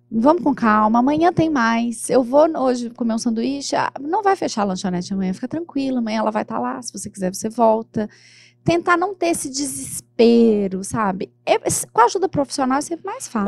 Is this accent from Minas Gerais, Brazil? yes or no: yes; Minas Gerais, Brazil; eu sou de Minas